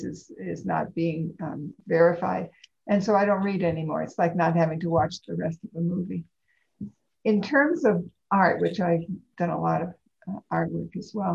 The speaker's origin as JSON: {"language": "English", "region": "East Coast", "country": "United States", "tie": "born or raised there", "also_born_or_lived": "California / Pennsylvania", "moved": "as an adult", "lives_now": "Ashland, United States", "said": "I was born and raised on the East Coast"}